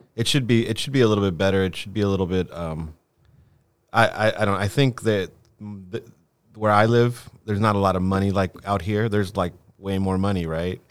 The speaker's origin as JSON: {"language": "English", "town": "Los Angeles", "region": "California", "country": "United States", "tie": "born or raised there", "also_born_or_lived": "Lima, Peru", "said": "I came here when I was really young."}